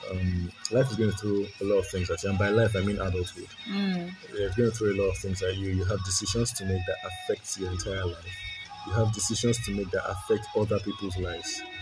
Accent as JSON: {"language": "English", "country": "Nigeria", "said": "being a Nigerian, the typical growing up in a Nigerian house, I mean, so a lot of us had nothing."}